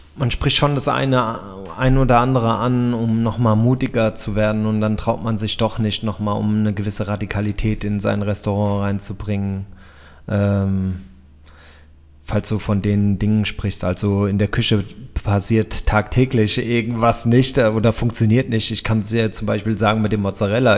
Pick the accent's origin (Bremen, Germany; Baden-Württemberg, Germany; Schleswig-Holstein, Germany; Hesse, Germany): Hesse, Germany; Frankfurt; Ich komme aus Frankfurt